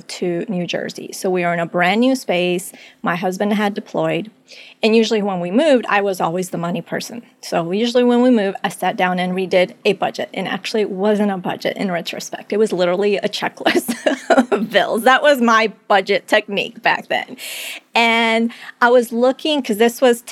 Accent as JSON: {"language": "English", "country": "Colombia", "tie": "born or raised there", "moved": "yes", "said": "I was born in Colombia. It was a time of insecurity. The economy wasn't doing well"}